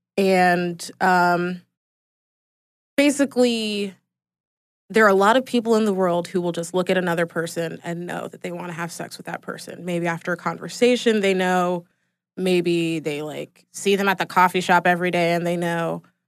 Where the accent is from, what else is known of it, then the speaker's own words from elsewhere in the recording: Atlanta, Georgia, United States; Born and raised in Atlanta